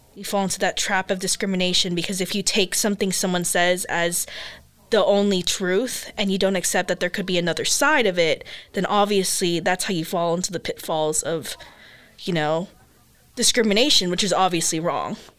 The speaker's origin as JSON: {"language": "English", "country": "United States", "tie": "born or raised there", "also_born_or_lived": "Philippines", "first_language": "English", "said": "I am Asian American because I grew up here. Like I grew up in the American culture."}